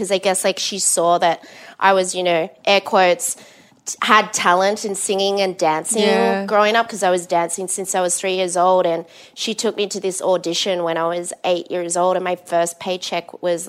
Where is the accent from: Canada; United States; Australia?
Australia; Perth, Western Australia; moved away; I grew up in Perth, which is in Western Australia, one of the most isolated cities in the world. So it was a big town, small city.